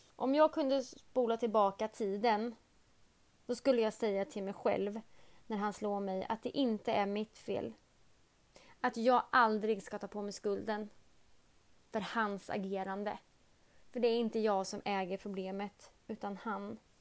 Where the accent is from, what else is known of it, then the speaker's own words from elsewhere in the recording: Örebro, Örebro County, Sweden; jag kommer ifrån Örebro